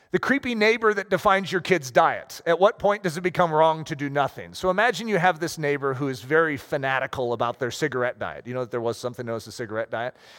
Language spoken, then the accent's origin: English; United States; as Americans